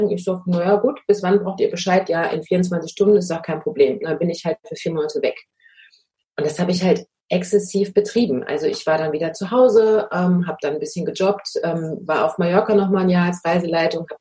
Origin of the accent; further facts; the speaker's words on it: Münster, North Rhine-Westphalia, Germany; born there; now in Bad Dürkheim, Germany; Ich komme eigentlich gebürtig aus Münster in Westfalen, lebe aber jetzt schon seit fünf Jahren an der Weinstraße in Bad Dürkheim